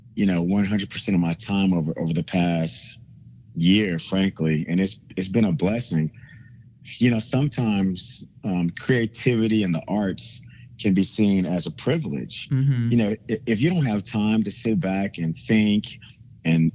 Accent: Kansas City, Missouri, United States; moved away; also born or lived in Washington, D.C. area; as a kid growing up in Kansas City

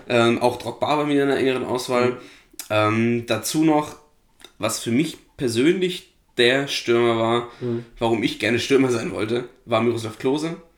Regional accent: Flensburg, Schleswig-Holstein, Germany; Ich komme ja aus Flensburg, bin Flensburg-Fan im Handball.

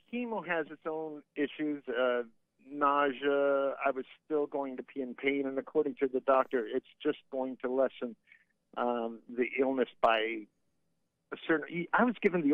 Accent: Fort Myers, Florida, United States; accent: deep South; moved away; I related to your accent because I was from Fort Myers, so we had a lot of deep South

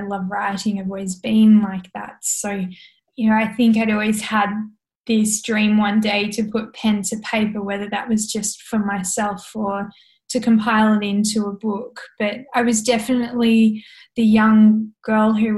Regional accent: south of Hobart, Tasmania, Australia; I grew up on an organic hobby farm about half an hour south of Hobart

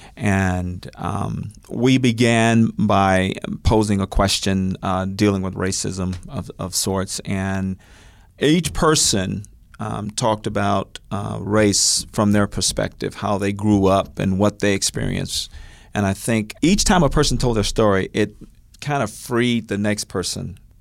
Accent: North Little Rock, Arkansas, United States; now in Oklahoma City, United States; I was actually born in North Little Rock, Arkansas

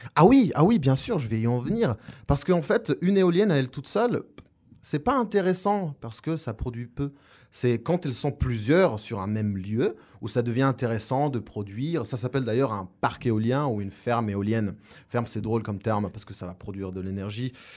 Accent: La Paz, Bolivia; French is a second language; moved away as an adult; also born or lived in Montpellier, France; now in Orléans, France; Je viens de Bolivie d'origine, ça fait 8 ans que je suis en France et je suis né à La Paz, Bolivie

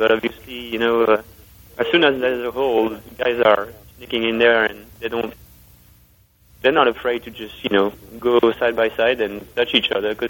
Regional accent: Le Mans, Pays de la Loire, France; moved away; Le Mans is obviously going to be very special because, you know, it's my hometown.

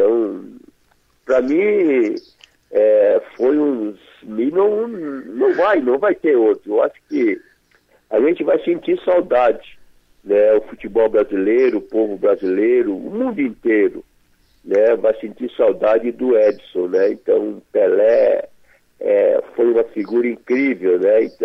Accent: Brazil; Eu acho que não porque a gente é brasileiro, né, que viveu junto com ele

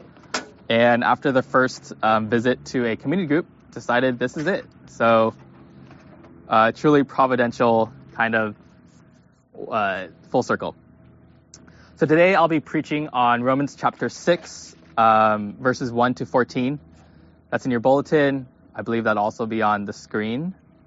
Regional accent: Pleasanton, California, United States; also born or lived in Kentucky; I grew up in the Bay Area, Pleasanton, California.

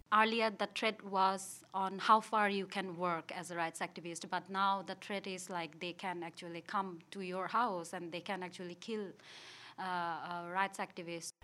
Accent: Rangamati, Chittagong Division, Bangladesh; also born or lived in Dhaka, Bangladesh; I'm from Bangladesh

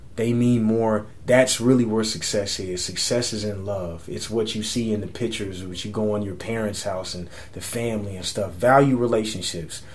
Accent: San Antonio, Texas, United States; moved away as an adult; now in New York, United States; my hometown

